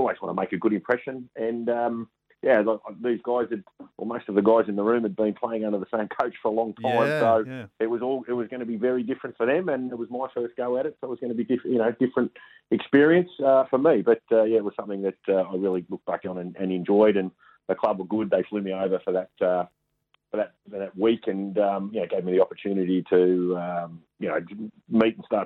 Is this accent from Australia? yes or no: yes; Melbourne, Victoria, Australia; now in Adelaide, Australia; growing up in Melbourne